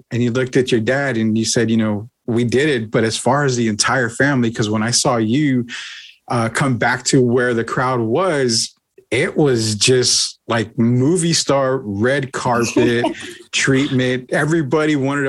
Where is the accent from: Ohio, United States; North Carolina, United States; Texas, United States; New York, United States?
Texas, United States; San Antonio; I grew up in San Antonio. I've been here my entire life